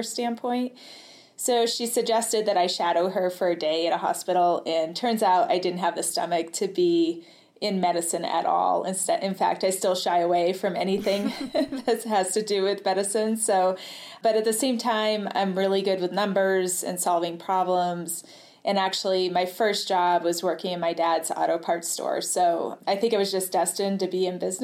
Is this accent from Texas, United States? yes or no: no; New Hampshire, United States; moved away as an adult; also born or lived in New York City, United States; I grew up in New Hampshire in the White Mountains